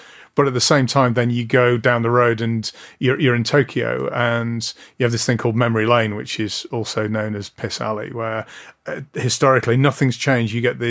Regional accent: Blackpool, North West England, United Kingdom; moved away; Well, it was, I grew up in Blackpool.

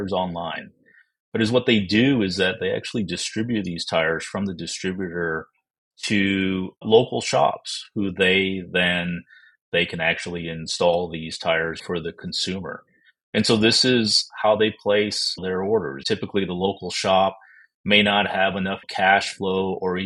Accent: Texas, United States; also born or lived in Toledo, Ohio / Dallas, Texas; So I was born in Toledo, Ohio, moved to Texas when I was only 5 years old, and so have mostly lived here in the state of Texas

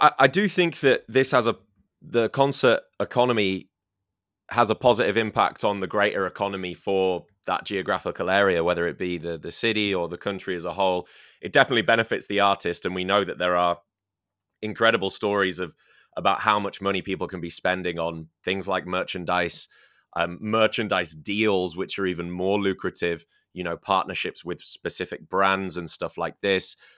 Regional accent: Scarborough, Yorkshire and the Humber, United Kingdom; my hometown. Um, my, yeah, yeah, Scarborough

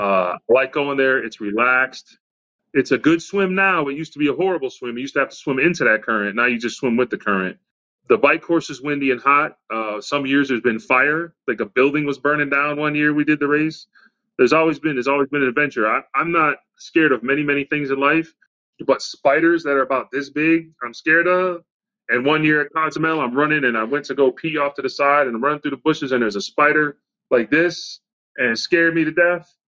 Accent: Redford, Michigan, United States; also born or lived in Southfield, Michigan / Lancaster, Pennsylvania; I grew up in Redford, Michigan, and then moved to Southfield, Michigan

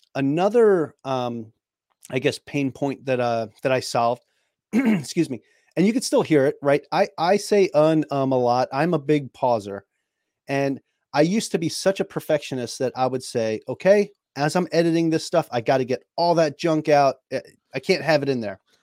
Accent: New York, United States; moved away; I'm from New York, it's what we do, we're talkers

